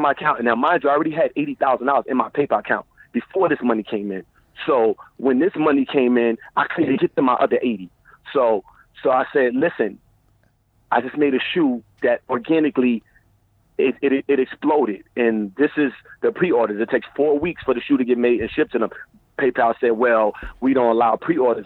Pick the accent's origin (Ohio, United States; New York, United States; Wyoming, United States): New York, United States; New York City; moved away as an adult; now in Bay Area, United States; I'm from Brooklyn. I was raised around a lot of stuff